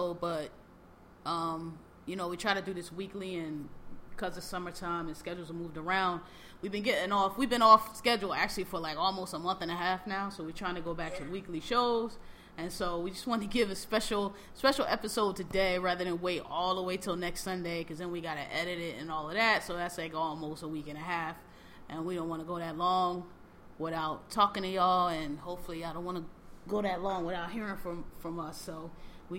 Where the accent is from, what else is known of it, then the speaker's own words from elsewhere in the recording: Philadelphia, Pennsylvania, United States; I'm from Philadelphia, born and raised.